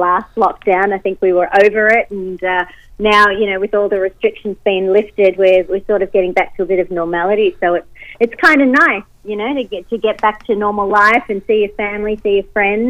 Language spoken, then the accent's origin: English; Australia; I'm born here and I've lived here pretty much all my life.